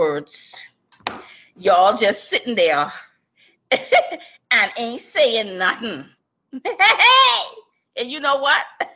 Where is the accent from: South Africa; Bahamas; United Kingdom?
Bahamas; me being born and raised in the Bahamas. Shout out to my Bahamian people